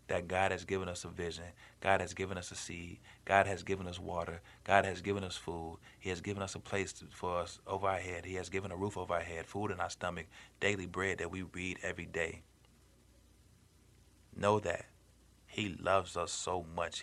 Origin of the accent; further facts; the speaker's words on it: Chicago, Illinois, United States; I grew up in Chicago